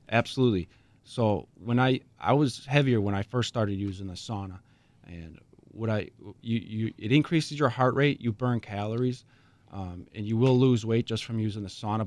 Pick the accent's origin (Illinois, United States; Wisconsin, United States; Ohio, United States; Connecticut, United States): Wisconsin, United States; Racine; also born or lived in Hales Corners, Wisconsin / Mukwonago, Wisconsin / Oconomowoc, Wisconsin; I grew up in Racine